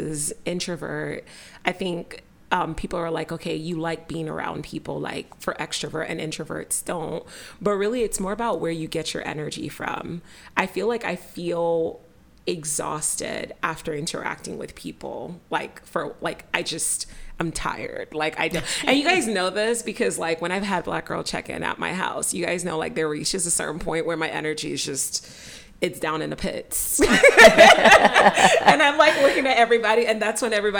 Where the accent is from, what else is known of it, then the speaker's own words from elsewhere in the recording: Nigeria; I'm Nigerian and, like, growing up, like, I was in church a lot